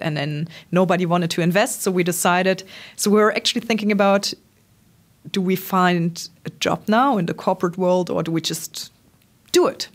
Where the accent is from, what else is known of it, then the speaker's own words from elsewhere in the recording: Trier, Rhineland-Palatinate, Germany; born and raised in Trier, not too far off Koblenz